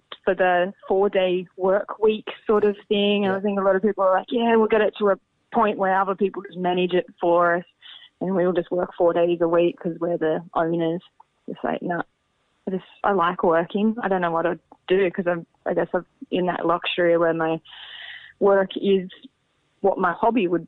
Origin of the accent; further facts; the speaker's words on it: Berry, New South Wales, Australia; I grew up on a farm. I grew up just outside Berry on a farm